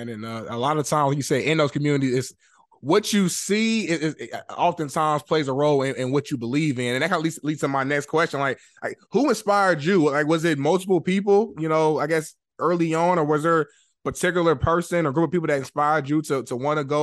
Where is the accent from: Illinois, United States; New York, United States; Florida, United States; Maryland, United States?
Maryland, United States; Waldorf; I'm from Waldorf.